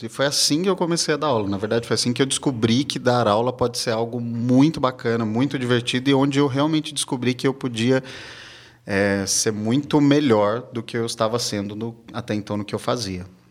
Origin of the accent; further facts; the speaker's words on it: south of Minas Gerais, Brazil; now in São Paulo, Brazil; Eu nasci numa cidade que fica no sul de Minas. Eu não sou daqui de São Paulo.